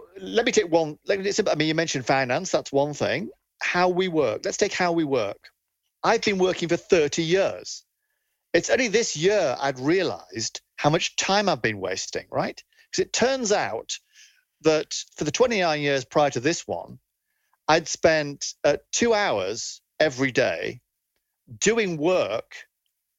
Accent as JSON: {"language": "English", "town": "Leeds", "region": "Yorkshire and the Humber", "country": "United Kingdom", "tie": "born or raised there", "said": "I grew up in Leeds"}